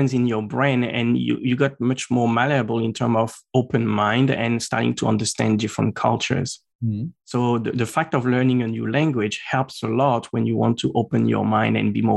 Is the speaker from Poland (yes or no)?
no; Normandy, France; first language French; English is a second language; moved away as an adult; also born or lived in Strasbourg, France; now in Brisbane, Australia; In France, I was born in Normandy. Mm-hmm. So I spent all until like the first part of uni there